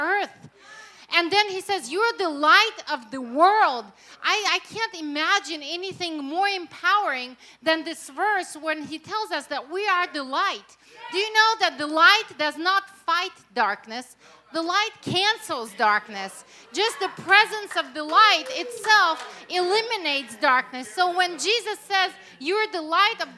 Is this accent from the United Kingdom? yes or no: no; Russia; English is a second language; now in United States; I was born and raised in Russia, in the former Soviet Union